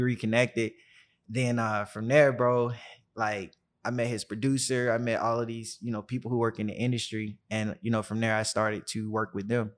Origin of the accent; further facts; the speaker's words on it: Birmingham, Alabama, United States; I grew up in Birmingham, Alabama, uh, the deep south